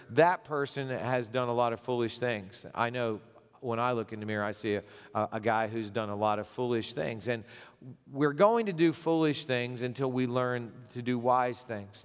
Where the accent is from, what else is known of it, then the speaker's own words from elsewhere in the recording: Gipsy, Pennsylvania, United States; I grew up in Pennsylvania, I, I lived most of my, uh, growing up years in Gypsy, Pennsylvania.